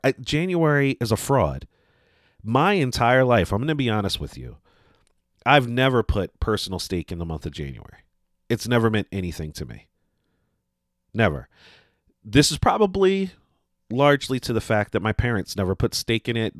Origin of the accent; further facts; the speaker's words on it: Northeast, United States; growing up in the Northeast